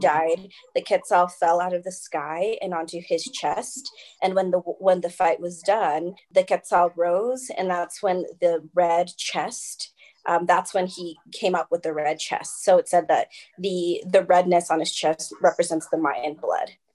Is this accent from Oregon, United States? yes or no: yes; Oregon, United States; moved away as an adult; now in Colorado, United States; I am originally from Oregon, where I met Sam, mm-hmm. and that's where my heart is